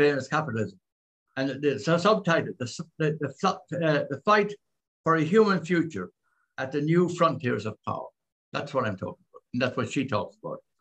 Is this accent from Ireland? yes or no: yes; Ireland; also born or lived in Philippines; as an Irish person